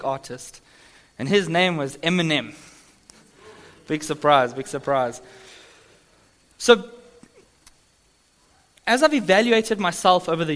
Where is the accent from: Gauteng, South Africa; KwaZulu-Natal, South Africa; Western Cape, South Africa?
Gauteng, South Africa; Johannesburg; moved away; I'm from Sandton in Joburg